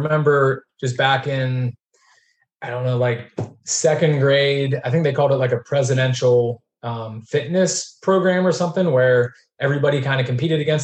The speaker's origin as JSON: {"language": "English", "town": "Pittsburgh", "region": "Pennsylvania", "country": "United States", "tie": "born or raised there", "said": "we grew up middle class in Pittsburgh, just outside of like the city"}